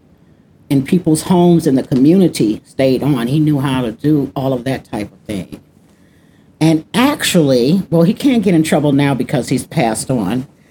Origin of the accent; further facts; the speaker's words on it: Chicago, Illinois, United States; also born or lived in California; now in Minnesota, United States; I was born and raised in Chicago, Illinois. I've lived in Chicago, California, and now Minnesota. Been in Minnesota for the past 11 years